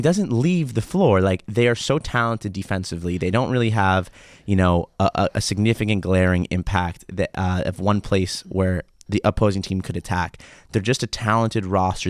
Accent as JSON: {"language": "English", "country": "United States", "moved": "yes", "lives_now": "Israel", "said": "as an American who comes here"}